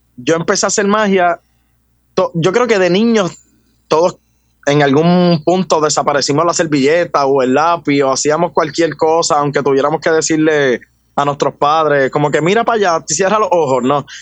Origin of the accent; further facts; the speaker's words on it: Juncos, Puerto Rico; also born or lived in Caguas, Puerto Rico; Yo soy del pueblo de Juncos.